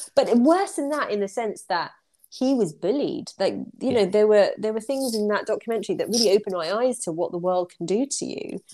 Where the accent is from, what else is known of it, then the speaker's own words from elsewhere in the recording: United Kingdom; in the UK, when we go to a nail salon, we're very polite as a British society